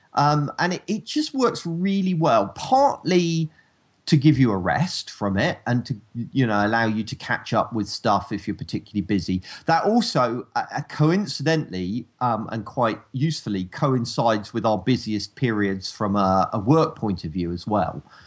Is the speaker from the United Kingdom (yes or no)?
yes; United Kingdom; accent: rural